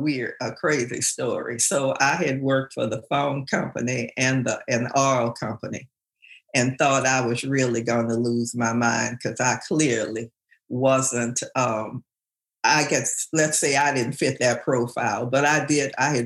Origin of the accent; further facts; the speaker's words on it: New Orleans, Louisiana, United States; accent: New Orleans; moved away; also born or lived in New York; I'm born and raised. You can tell by that accent